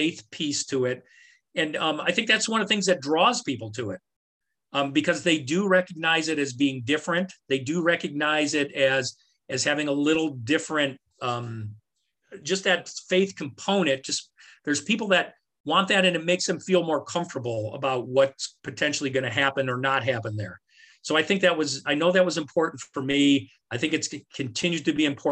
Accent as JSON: {"language": "English", "region": "New York", "country": "United States", "moved": "yes", "lives_now": "Valparaiso, United States", "said": "I'm from New York"}